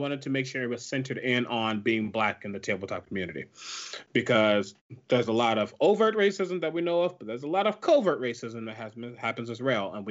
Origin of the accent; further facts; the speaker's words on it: Ferguson, Missouri, United States; moved away; I was there in my hometown